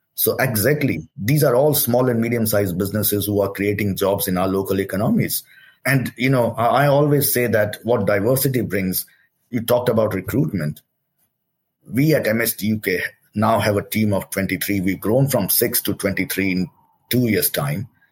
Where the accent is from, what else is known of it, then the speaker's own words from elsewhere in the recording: Delhi, India; moved away as an adult; I came from India, uh, uh, born and brought up in Delhi, and uh, came as a student over here.